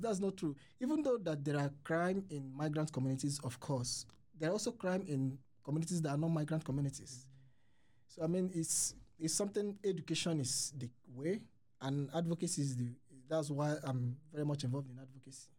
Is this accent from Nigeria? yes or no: yes; Nigeria; moved away as an adult; now in Sweden; I'm from Nigeria